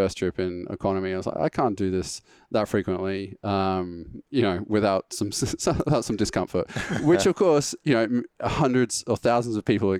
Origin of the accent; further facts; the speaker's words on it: England, United Kingdom; accent: English; I seem to have lost a decent chunk of my English accent in that period as well.